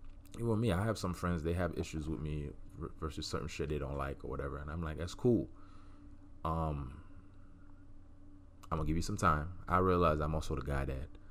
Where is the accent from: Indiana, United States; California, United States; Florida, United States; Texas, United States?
Florida, United States; Miami; moved away; I grew up in Miami. I'm from Miami